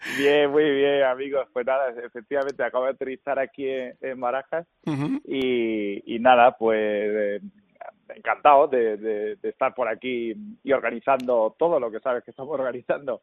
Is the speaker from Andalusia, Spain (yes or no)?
yes; Andalusia, Spain; a mi tierra